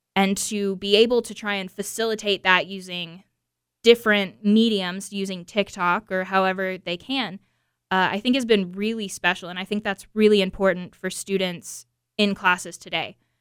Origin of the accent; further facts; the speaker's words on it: Atlanta, Georgia, United States; areas in Metro Atlanta just because those are where I have connections to, and those are the areas where I grew up and where I went